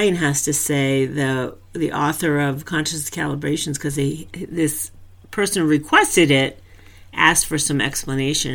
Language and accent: English; New England, United States; I'm from New England.